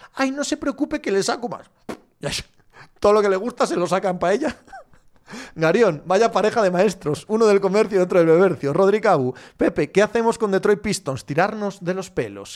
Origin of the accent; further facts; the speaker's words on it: Cangas del Narcea, Asturias, Spain; Soy de Asturias, pero del suroccidente, que los que sois del centro, que habláis como Yes de Asturias, ling, tal, no somos exactamente lo mismo. Soy de Cangas de Narcea.